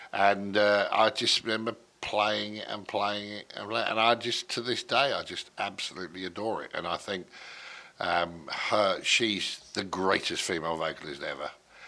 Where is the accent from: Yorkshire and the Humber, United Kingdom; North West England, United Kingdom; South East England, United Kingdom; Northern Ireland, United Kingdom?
South East England, United Kingdom; Portsmouth; moved away as an adult; I was born in Portsmouth.